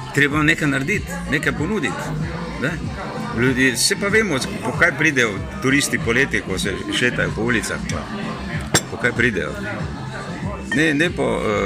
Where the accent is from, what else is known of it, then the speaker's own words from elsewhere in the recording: Maribor, Drava, Slovenia; now in Jarenina, Slovenia; sem mestno dete, Maribora rojen v Linhartovi ulici in potem dolgo živel na Poljanah in pa na taboru